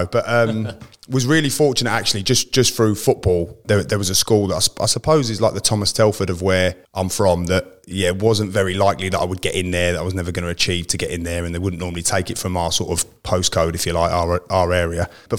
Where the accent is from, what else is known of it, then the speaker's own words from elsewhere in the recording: Germany; born there; I was actually born in Germany, so my father was in the forces.